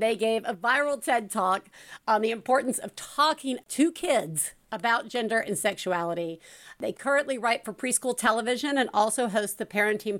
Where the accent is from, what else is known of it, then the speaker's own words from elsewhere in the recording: the South, United States; As a Southerner myself